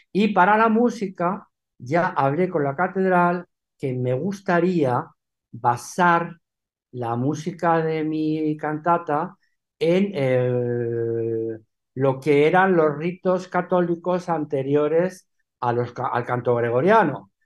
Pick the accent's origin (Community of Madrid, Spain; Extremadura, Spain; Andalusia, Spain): Community of Madrid, Spain; Madrid; also born or lived in Benidorm / Alicante / New York; Yo me crié en Madrid, yo no me crié en Alicante